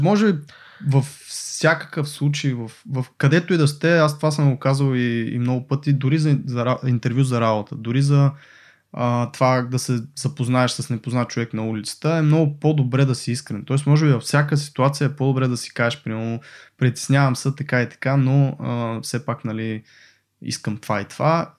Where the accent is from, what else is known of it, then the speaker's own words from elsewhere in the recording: Botevgrad, Sofia Province, Bulgaria; Аз понеже съм от Ботеврат